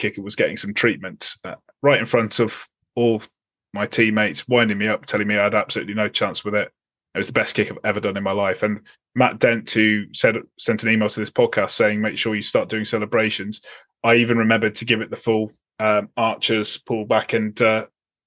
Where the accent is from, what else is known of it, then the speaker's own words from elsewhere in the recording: England, United Kingdom; as an Englishman